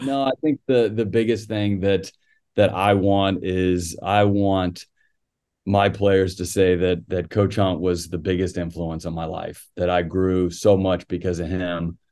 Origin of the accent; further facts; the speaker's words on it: San Antonio, Texas, United States; now in Athens, United States; growing up in San Antonio, uh, always followed the Spurs.